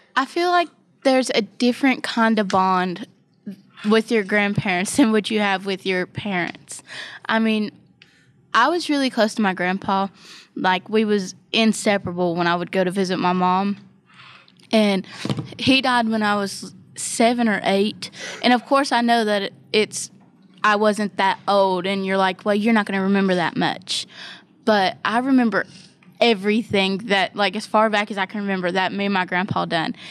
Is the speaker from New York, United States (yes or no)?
no; Ohio, United States; now in West Virginia, United States; I'm not even originally from West Virginia. I'm from Ohio